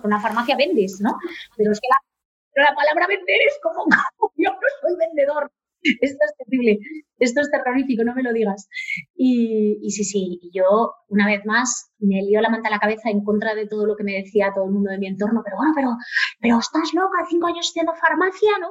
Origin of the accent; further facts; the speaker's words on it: Oviedo, Asturias, Spain; moved away; soy, soy obetense, Sí, sí, nacida, y crecida, ¿no? Con una felicísima infancia en Oviedo